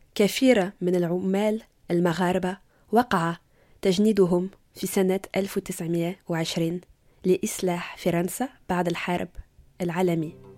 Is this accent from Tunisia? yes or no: yes; Tunisia; now in Paris, France; وأنا تونسية بس عايشة بباريس